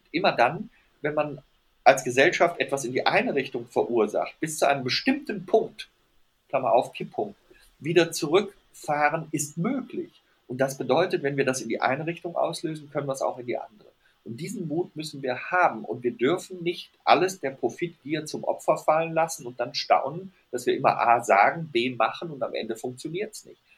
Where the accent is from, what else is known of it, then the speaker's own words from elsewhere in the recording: Rhineland, Germany; weil ich bin Rheinländer und wir Rheinländer sind optimistisch.